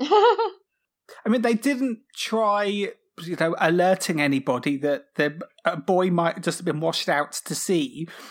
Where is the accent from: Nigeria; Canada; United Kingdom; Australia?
United Kingdom; Cornwall, South West England; I grew up in Cornwall